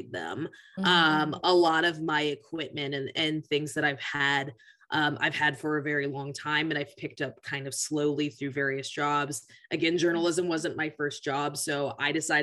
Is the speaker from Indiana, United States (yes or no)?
no; Tacoma, Washington, United States; I grew up in Pierce County 4-H, which Pierce County is a relatively more diverse county just because we have the military.